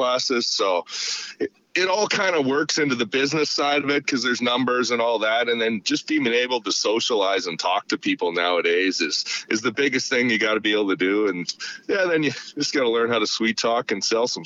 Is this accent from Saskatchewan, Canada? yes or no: yes; Saskatchewan, Canada; moved away as an adult; also born or lived in Austria / Syracuse, New York; now in Maine, United States; I'm obviously from Saskatchewan, Canada, Western Canada.